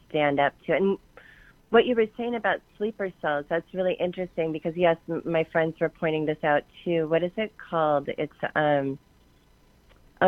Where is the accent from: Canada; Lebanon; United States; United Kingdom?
United States; Portland, Oregon; moved away; I grew up in Portland, third generation Portlander